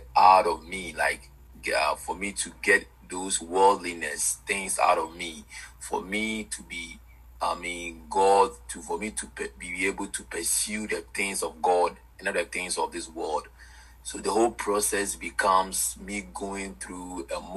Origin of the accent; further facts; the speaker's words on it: Ghana; I'm from Ghana, West Africa. I'm a Ghanaian by birth